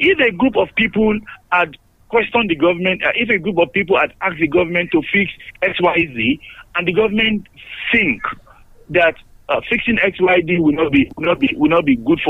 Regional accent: Nigeria; I'm a Nigerian.

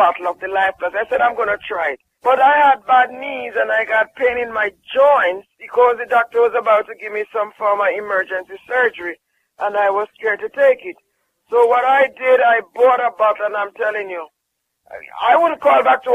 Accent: Jamaica; I'm from Jamaica

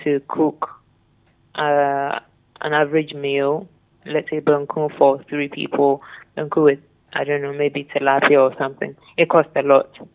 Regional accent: Ghana; as a Ghanaian

